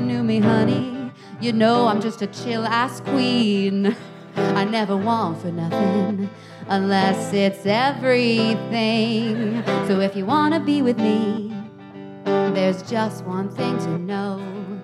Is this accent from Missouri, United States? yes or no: no; Houston, Texas, United States; now in New York, United States; I'm from Texas originally, so I did a show in Houston, my hometown, years ago